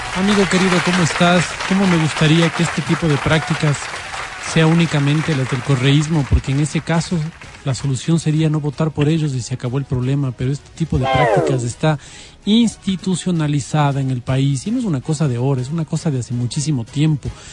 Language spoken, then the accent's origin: Spanish; Ecuador; como ecuatoriano